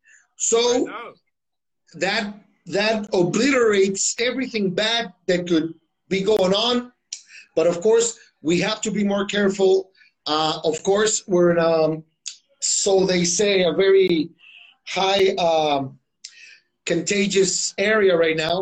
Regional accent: Mexicali, Baja California, Mexico; moved away as an adult; now in Tijuana, Mexico; my hometown, Mexicali, which is 2 hours away from here

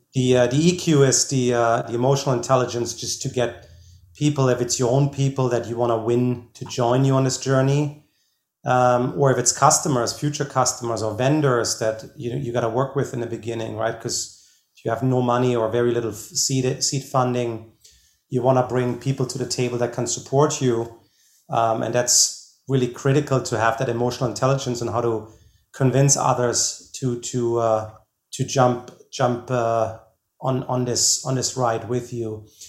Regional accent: Germany; now in United States; I'm originally from Germany.

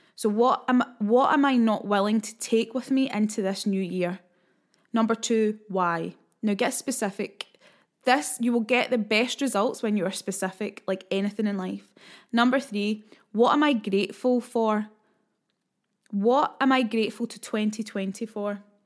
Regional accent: Scotland, United Kingdom; being Scottish

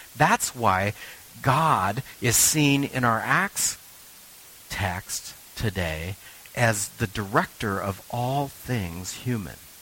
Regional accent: Richland, Washington, United States; moved away; I'm from the Tri Cities

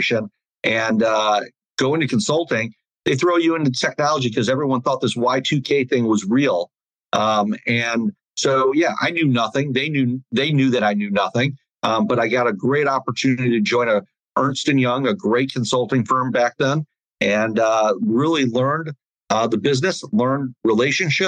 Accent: Detroit, Michigan, United States; moved away as an adult; also born or lived in Chicago, Illinois / Indiana / Missouri; now in South Florida, United States; I grew up in Detroit, outside Detroit. I was born in Chicago

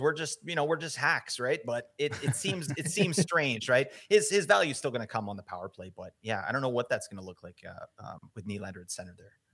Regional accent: Vancouver, British Columbia, Canada; I'm from Vancouver

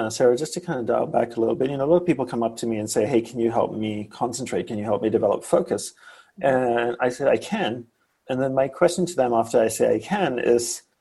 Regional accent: Malaysia; born there; well, I was born in Malaysia, and I first had the thought to be a monk when I was around four or five years old.

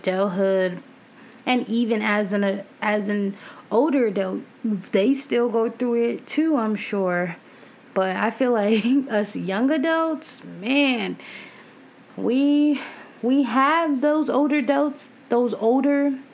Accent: New York, United States; I'm from New York

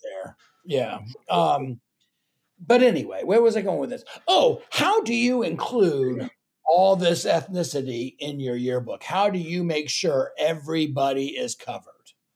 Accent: Florida, United States; also born or lived in Texas; now in Kansas City, United States; I'm from Florida

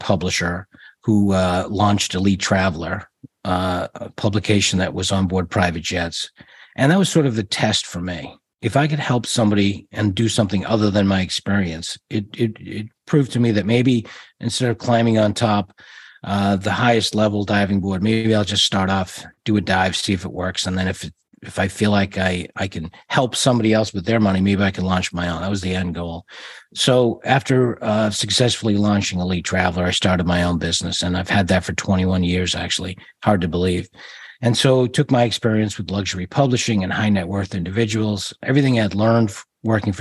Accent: Georgetown, Massachusetts, United States; Born in a little town called Georgetown

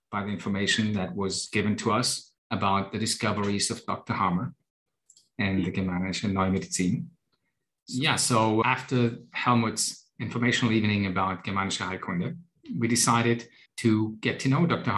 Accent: Germany; moved away as an adult; also born or lived in United States / Cyprus; I was born and raised in Germany with my Greek background.

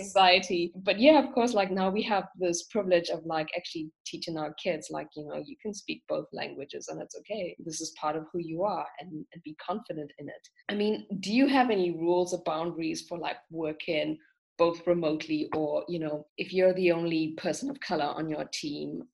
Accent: South Africa; moved away as an adult; now in Germany; I grew up in South Africa

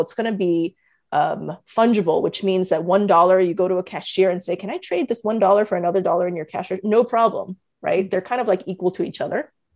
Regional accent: United States; I'm Korean American

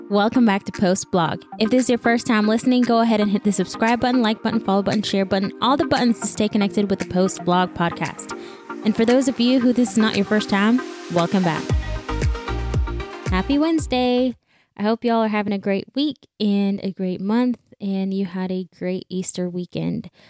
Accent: Belize; now in Houston, United States; I was born and raised in Belize, and in 2014, my family and I picked up and we moved to the U.S. Uh, we moved to Houston.

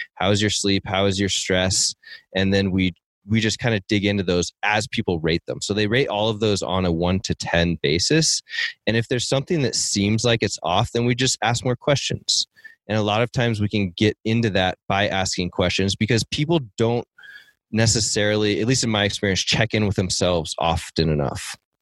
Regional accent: Seattle, Washington, United States; moved away; I grew up in Seattle

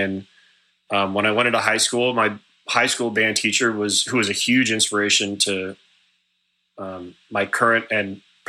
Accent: Southern California, United States; I grew up in Southern California, and naturally, being a child who grows up in Southern California

